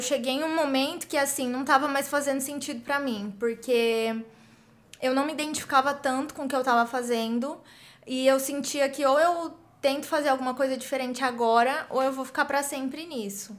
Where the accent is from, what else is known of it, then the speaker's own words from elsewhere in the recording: interior of São Paulo, Brazil; moved away as an adult; also born or lived in United States; eu sou brasileira, sou do interior de São Paulo